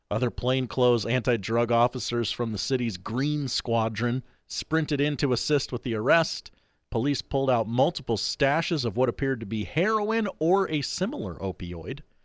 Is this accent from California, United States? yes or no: no; New York City, New York, United States; I'm New Yorker. I ride this subway for thirty-five years.